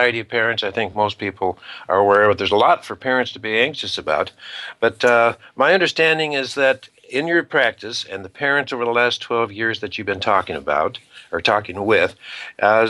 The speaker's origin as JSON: {"language": "English", "region": "Idaho", "country": "United States", "tie": "born or raised there", "said": "I was raised in Idaho, and so I wound up going to the University of Idaho"}